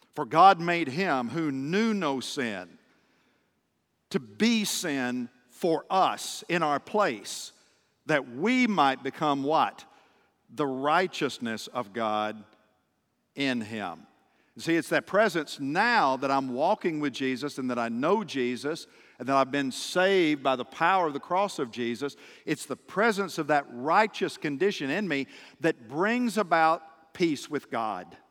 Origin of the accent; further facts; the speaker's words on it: just outside of Nashville, Tennessee, United States; moved away; the city where I grew up, just outside of Nashville